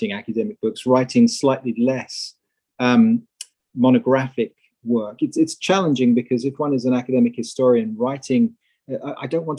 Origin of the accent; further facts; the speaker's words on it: England, United Kingdom; moved away as an adult; also born or lived in Netherlands / Cincinnati, United States; now in United States; I'm originally English, although I now live and work in the USA